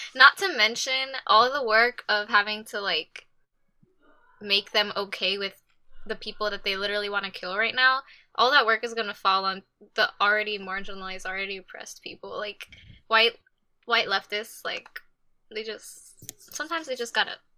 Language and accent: English; Texas, United States; I'm from Texas.